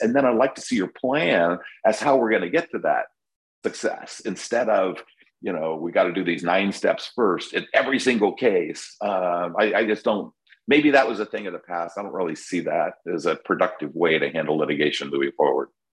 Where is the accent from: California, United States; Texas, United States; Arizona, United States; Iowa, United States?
California, United States; now in Florida, United States; I'm from California